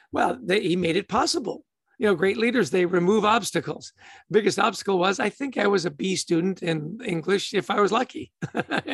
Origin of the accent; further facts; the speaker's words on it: Canada; I grew up in Canada